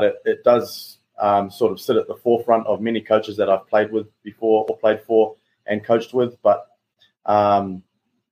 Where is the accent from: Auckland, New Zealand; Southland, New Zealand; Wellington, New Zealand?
Auckland, New Zealand; moved away as an adult; now in Houston, United States; growing up, New Zealand